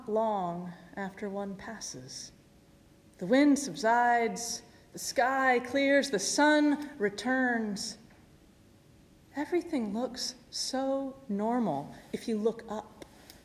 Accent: Midwest, United States; moved away; Growing up in the Midwest

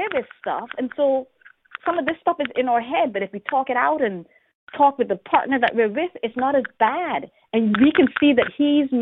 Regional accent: Bahamas; I grew up in the Bahamas.

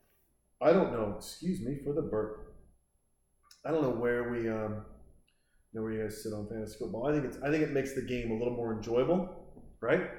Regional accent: Montana, United States; I was born and raised in Montana

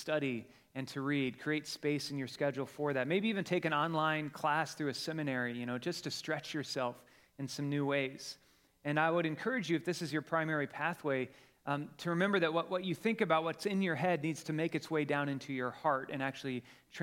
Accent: Colorado, United States; moved away; we're from Colorado

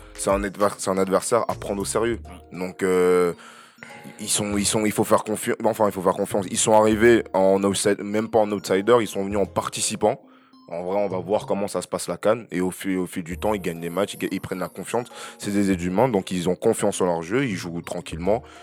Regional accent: Cameroon; je suis camerounais

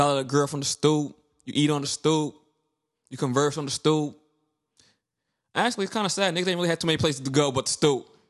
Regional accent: Brooklyn, New York, United States; I was born in Brooklyn

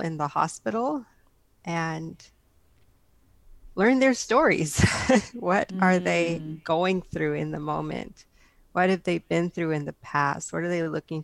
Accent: San Jose, California, United States; I hail from San Jose, California, born and raised in the Bay Area

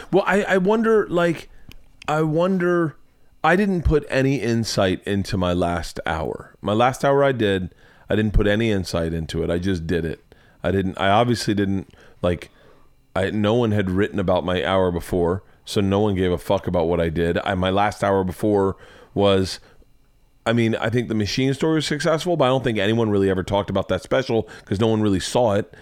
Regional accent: Florida, United States; I'm from Florida

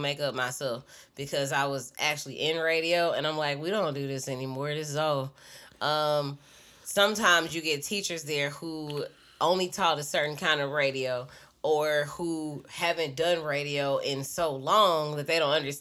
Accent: Shreveport, Louisiana, United States; moved away; also born or lived in Dallas; I'm from Shreveport

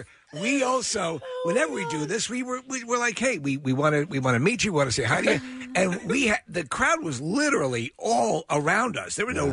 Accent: Ireland; And I'm Irish.

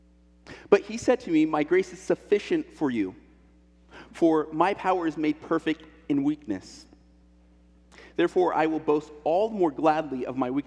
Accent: Illinois, United States; now in Portland, United States; I'm from Illinois, I'm from a pig farm

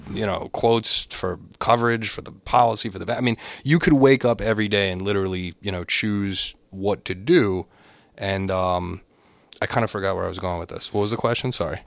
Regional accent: Boca Raton, Florida, United States; moved away as an adult; now in Boston, United States; I was a tax accountant in Florida, and I grew up in Boca Raton

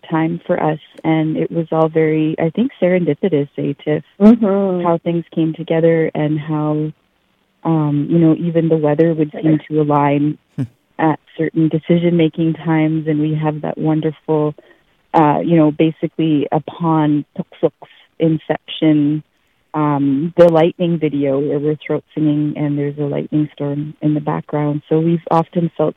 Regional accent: Yellowknife, Northwest Territories, Canada; moved away as an adult; now in Delta, Canada; growing up in Yellowknife

